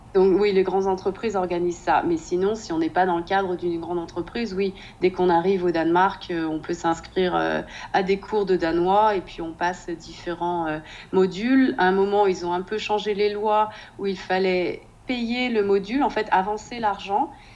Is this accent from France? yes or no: yes; Nantes, Pays de la Loire, France; moved away as an adult; now in Denmark; je suis de Nantes